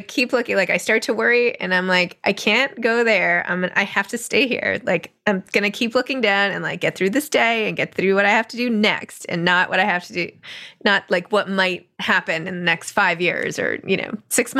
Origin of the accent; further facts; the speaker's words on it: New York City, New York, United States; as a New Yorker